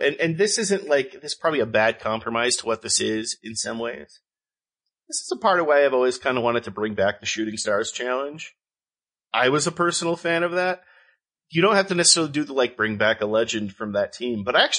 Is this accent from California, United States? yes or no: yes; Southern California, United States; now in Utah, United States; I grew up in Southern California